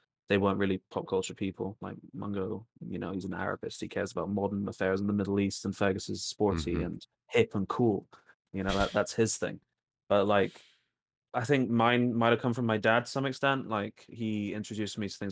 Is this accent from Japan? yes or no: no; Greece; moved away; Growing up in Greece